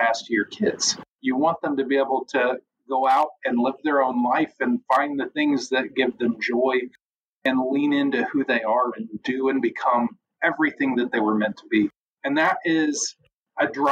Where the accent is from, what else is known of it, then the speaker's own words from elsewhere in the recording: United States; also born or lived in Missouri; I'm an American.